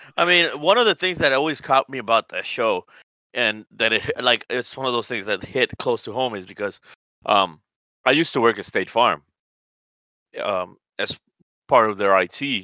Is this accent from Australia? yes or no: no; Colombia; I'm from South America. I'm from Colombia